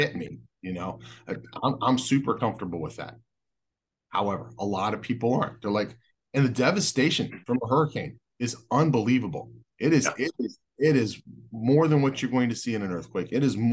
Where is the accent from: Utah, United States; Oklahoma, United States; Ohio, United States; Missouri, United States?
Ohio, United States; also born or lived in California; now in Florida, United States; I grew up with tornadoes in Ohio